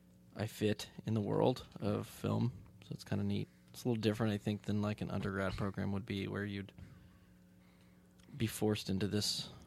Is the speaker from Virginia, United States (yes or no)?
no; Tulsa, Oklahoma, United States; I'm from Tulsa, Oklahoma.